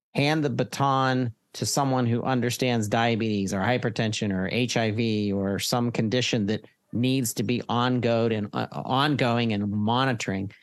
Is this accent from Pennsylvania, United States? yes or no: yes; Pittsburgh, Pennsylvania, United States; I'm from Pennsylvania. I'm a Pittsburgher